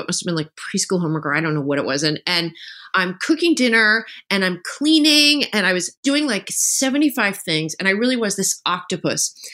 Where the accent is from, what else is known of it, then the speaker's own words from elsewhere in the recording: New Jersey, United States; I grew up in New Jersey